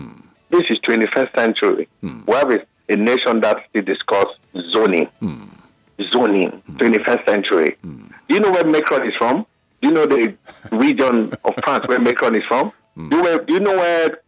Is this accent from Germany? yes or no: no; Nigeria; I'm a Nigerian. I have my PVC.